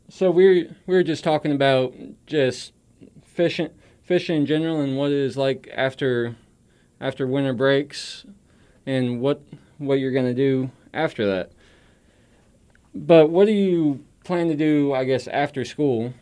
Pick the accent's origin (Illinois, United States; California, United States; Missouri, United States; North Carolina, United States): Missouri, United States; Centralia; I'm from Centralia, Missouri